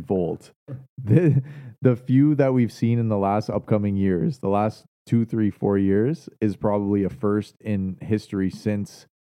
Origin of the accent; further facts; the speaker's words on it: Canada; let's look at it as a Canadian